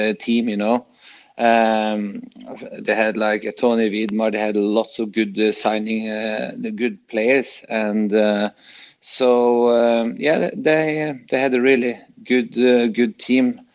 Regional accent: Norway; moved away; I come from Norway

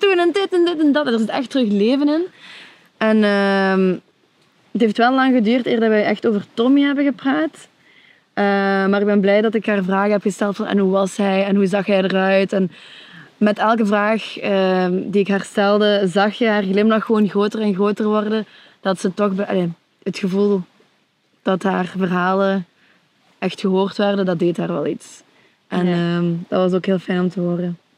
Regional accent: Limburg, Flanders, Belgium; now in Antwerp, Belgium; ik ben opgegroeid in Limburg, België

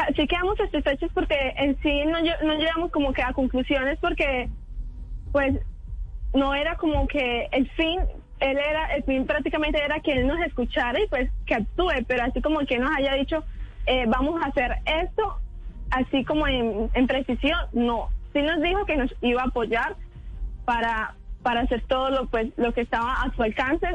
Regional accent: San Rafael, Antioquia, Colombia; now in Montería, Colombia; Soy de San Rafael, Antioquia, cerca de Guatapé, pero vivo aquí en Montería ya hace nueve años.

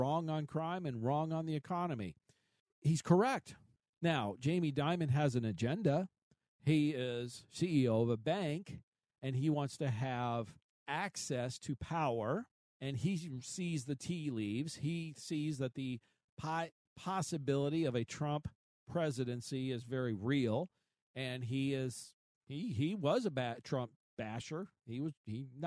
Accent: Arizona, United States; I'm from Arizona

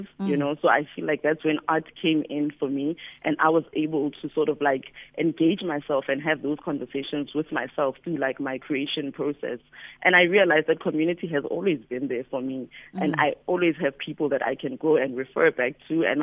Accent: Johannesburg, Gauteng, South Africa; I grew up in Soweto

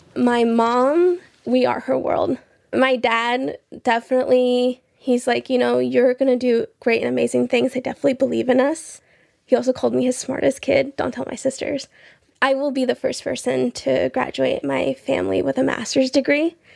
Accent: Belmont, Iowa, United States; also born or lived in Rio Bravo, Tamaulipas, Mexico; I'm from Belmont, Iowa.

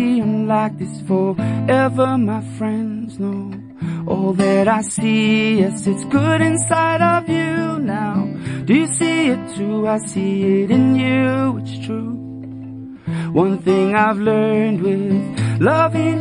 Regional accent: South Africa; my hometown of Mamzantodi

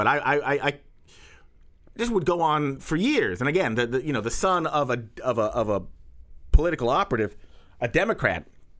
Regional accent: Washington, D.C., United States; also born or lived in Texas; I was raised in the Beltway by devout Texans

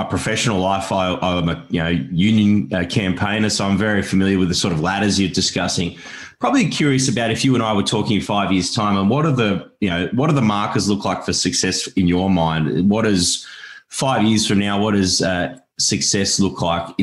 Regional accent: Australia; As an Australian

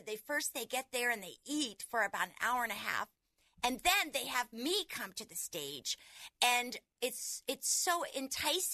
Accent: Pensacola, Florida, United States; moved away; also born or lived in Orlando, Florida; I'm originally from Pensacola, Florida, and lived in Orlando.

